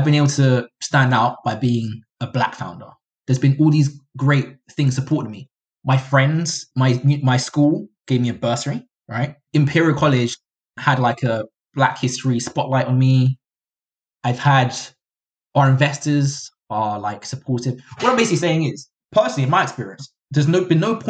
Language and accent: English; London, United Kingdom; I grew up in Catford, a very Black neighborhood